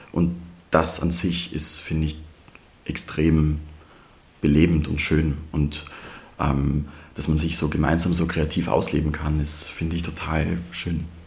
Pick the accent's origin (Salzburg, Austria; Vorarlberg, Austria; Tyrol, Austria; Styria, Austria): Styria, Austria; Leoben; moved away as an adult; also born or lived in Vienna; now in Memmingen, Germany; bin in der Steiermark geboren und aufgewachsen, in der Obersteiermark, ähm, in Leoben